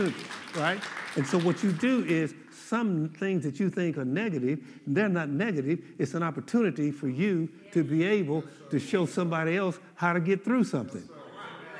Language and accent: English; Oklahoma, United States; I'm from Oklahoma